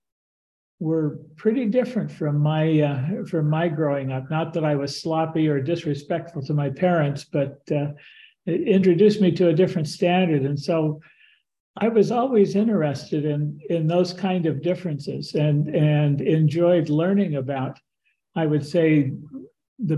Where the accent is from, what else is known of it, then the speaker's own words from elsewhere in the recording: Stockton, California, United States; I grew up in Stockton, California, a very multicultural town.